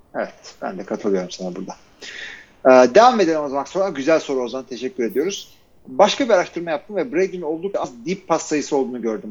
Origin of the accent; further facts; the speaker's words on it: Turkey; ben de Türkiye'liyim